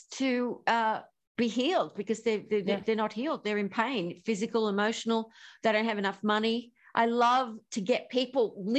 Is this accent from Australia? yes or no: yes; Australia; I'm Australian.